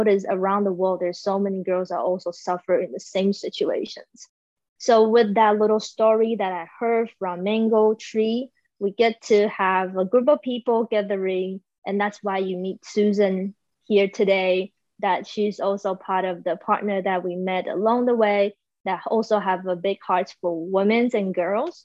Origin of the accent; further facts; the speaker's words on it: Taiwan; moved away; I am currently in Taiwan. So yes, I'm back in my hometown.